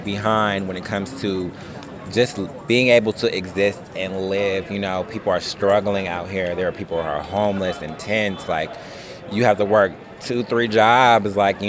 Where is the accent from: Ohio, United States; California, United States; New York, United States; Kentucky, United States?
California, United States; Vallejo; now in Richmond, United States; I'm from Vallejo, California.